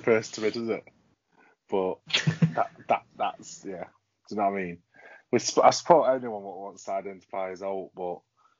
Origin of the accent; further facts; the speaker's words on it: Yorkshire and the Humber, United Kingdom; we're from Yorkshire